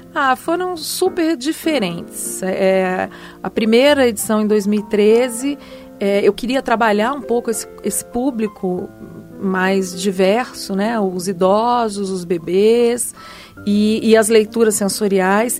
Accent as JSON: {"language": "Portuguese", "town": "Brasília", "region": "Federal District", "country": "Brazil", "tie": "born or raised there", "said": "eu cresci minha adolescência é, aqui em Brasília"}